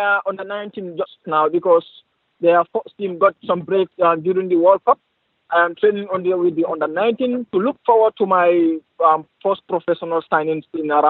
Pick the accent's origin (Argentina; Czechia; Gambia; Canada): Gambia; moved away as an adult; now in Sweden; I am from the Gambia, West Africa